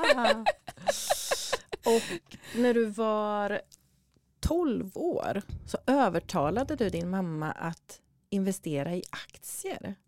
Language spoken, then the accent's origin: Swedish; Sweden; du och jag är ju födda och uppvuxna i Sverige båda två